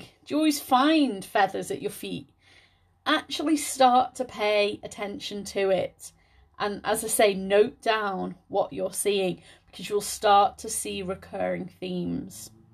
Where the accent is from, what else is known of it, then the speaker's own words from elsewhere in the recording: Liverpool, North West England, United Kingdom; moved away as an adult; also born or lived in Scotland; I'm from the Liverpool area, and when I first applied to university, I was gonna stay local